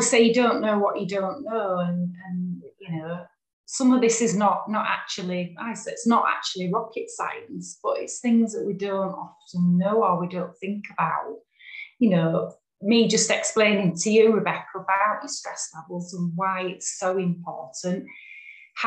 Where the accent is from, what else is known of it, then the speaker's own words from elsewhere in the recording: Yorkshire and the Humber, United Kingdom; I'm from West Yorkshire